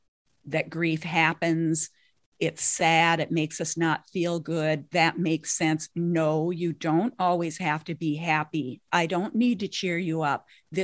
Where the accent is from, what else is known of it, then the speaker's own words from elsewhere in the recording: Minnesota, United States; now in Twin Cities, United States; I now live in the Twin Cities area, but I grew up on the Canadian border.